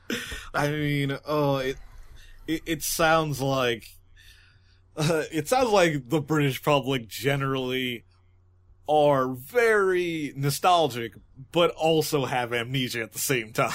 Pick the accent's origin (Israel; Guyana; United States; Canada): United States; as an American